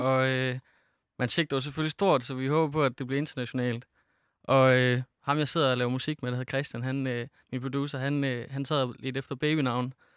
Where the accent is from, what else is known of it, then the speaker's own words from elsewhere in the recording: Feldballe, Central Denmark Region, Denmark; der er ikke nogen, der kender den lille by, jeg kommer fra, der hedder Fældballe